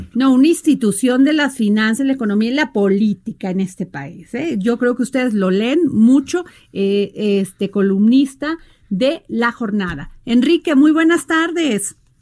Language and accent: Spanish; Veracruz, Mexico; en mi pueblo Veracruz